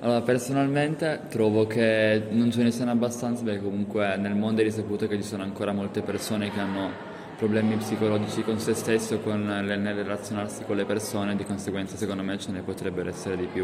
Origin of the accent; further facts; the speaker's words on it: Pakistan; now in Turin, Italy; io sono asiatica, vengo dal Pakistan